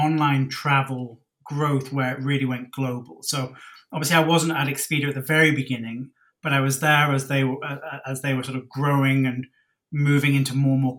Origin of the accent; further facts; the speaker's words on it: Cornwall, South West England, United Kingdom; moved away as an adult; also born or lived in Oxford; now in Singapore; I'm from Cornwall in the UK, which is right down at the southwest